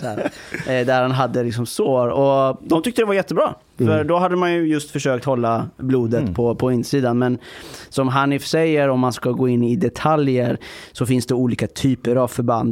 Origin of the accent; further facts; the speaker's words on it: Iran; now in Sweden; jag kommer från Iran eh, ett land som är ett grannland till Afghanistan